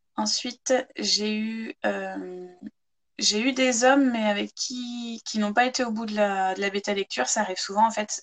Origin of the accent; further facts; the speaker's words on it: Chartres, Centre-Val de Loire, France; also born or lived in Ireland; now in Manche, France; Je suis originaire de Chartres en Eure-et-Loire à la base, c'est là-bas que j'ai grandi